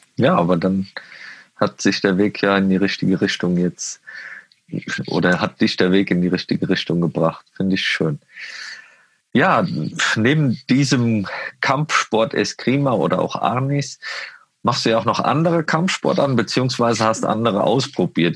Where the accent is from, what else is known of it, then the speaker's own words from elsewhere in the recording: Westerwald, Rhineland-Palatinate, Germany; now in Munich, Germany; ich komme aus dem Westerwald